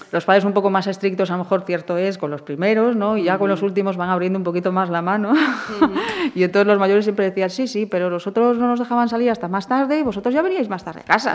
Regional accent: Portas, Galicia, Spain; also born or lived in Santiago de Compostela; yo nací en Portas, en Portas. En sí. Es un ayuntamiento entre Caldas de Reis y García, en esa zona, un pequeño ayuntamiento. Y ahí crecí con mis hermanos

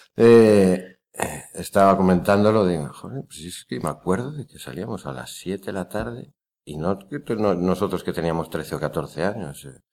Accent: León, Castile and León, Spain; moved away as an adult; now in Pontevedra, Spain; soy de León

